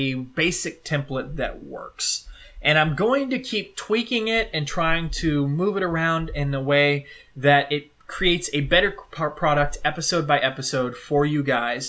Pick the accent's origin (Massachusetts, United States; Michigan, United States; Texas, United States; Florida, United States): Texas, United States; I'm from Texas.